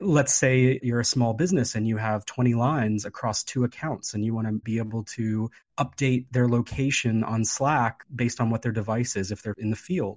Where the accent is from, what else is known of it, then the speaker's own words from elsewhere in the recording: West Virginia, United States; now in Hawaii, United States; I grew up in West Virginia